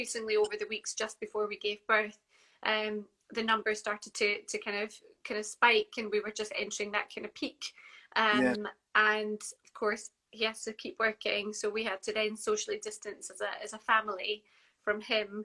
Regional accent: Scotland, United Kingdom; I'm from Scotland

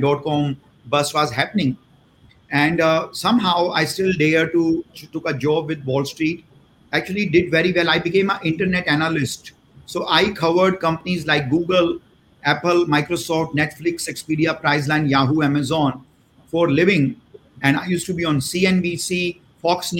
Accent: India; moved away as an adult; also born or lived in St. Louis, United States / Bay Area, United States; I was born and raised in India.

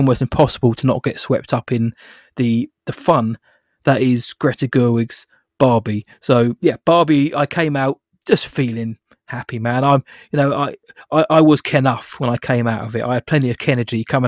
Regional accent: United Kingdom; I'm British

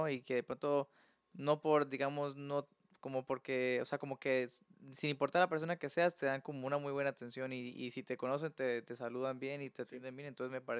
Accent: Colombia; now in Mexico; Ah, yo soy de Colombia.

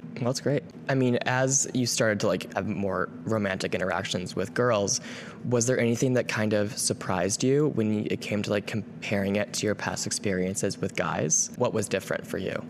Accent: Wisconsin, United States; I first moved to my hometown

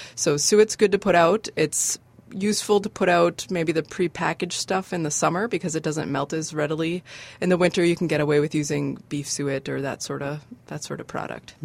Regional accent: Chelmsford, Massachusetts, United States; moved away as an adult; also born or lived in Alberta / Saskatchewan / the Carolinas; now in Bemidji, United States; I grew up in Chelmsford, which is near Lowell, which is okay. about 45 minutes northwest of Boston

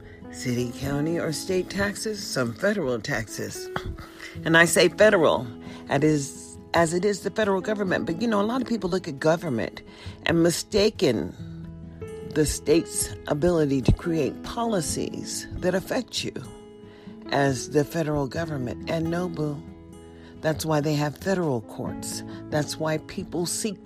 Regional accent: United States

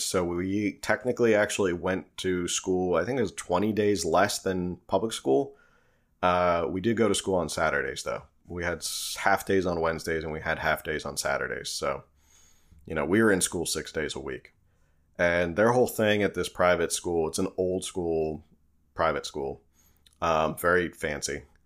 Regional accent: New Jersey, United States; accent: Jersey; my Jersey accent

